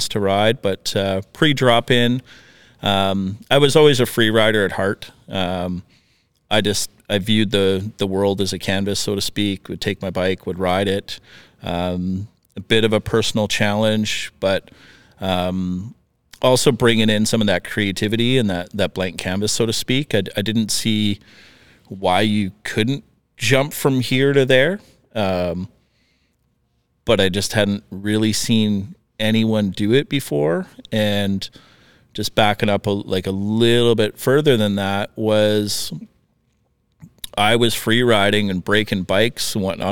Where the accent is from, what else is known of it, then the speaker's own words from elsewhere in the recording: Northern Saskatchewan, Canada; moved away as an adult; also born or lived in Regina / Invermere; now in North Vancouver, Canada; I grew up in Northern Saskatchewan